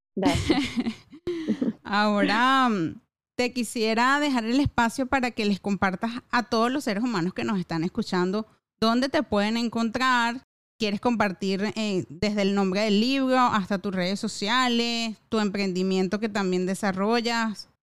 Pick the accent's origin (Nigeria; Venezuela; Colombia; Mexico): Venezuela; como venezolana